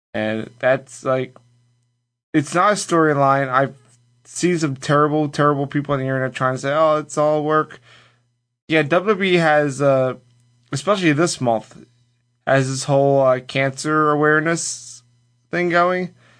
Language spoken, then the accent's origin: English; Philadelphia, Pennsylvania, United States; I'm from Philadelphia